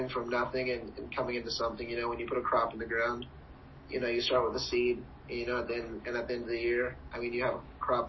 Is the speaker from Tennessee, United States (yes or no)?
no; Friend, Nebraska, United States; I grew up in Friend, and, I mean, it's, like, a little over 1,000 people.